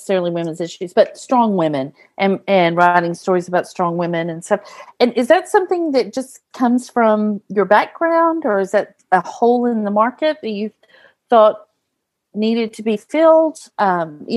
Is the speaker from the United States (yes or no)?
yes; Texas, United States; I grew up in Texas